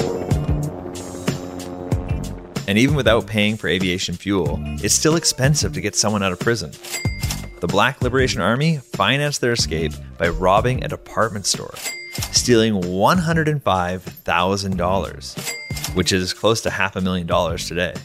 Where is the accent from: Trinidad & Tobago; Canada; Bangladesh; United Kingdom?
Canada; I am a Canadian magician